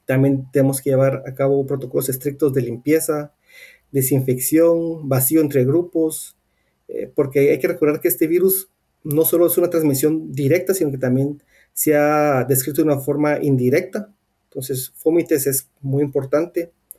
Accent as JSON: {"language": "Spanish", "country": "Guatemala", "moved": "yes", "said": "yo soy de Guatemala"}